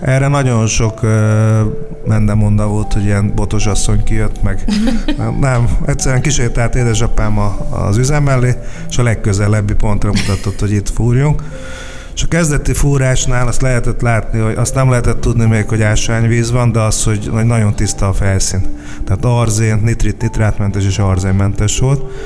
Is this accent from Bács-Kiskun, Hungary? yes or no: yes; Kecskemét, Bács-Kiskun, Hungary; Kecskemétre megérkezett a judó, és akkor 6 éves koromban átmentem a, a judóra